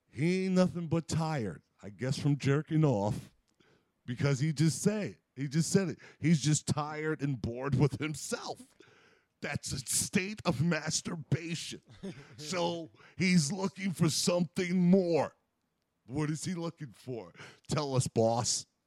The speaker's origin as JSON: {"language": "English", "country": "United States", "said": "I'm American"}